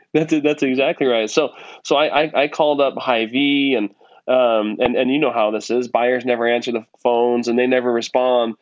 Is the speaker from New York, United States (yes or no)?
no; Nebraska, United States; now in Utah, United States; I grew up in Nebraska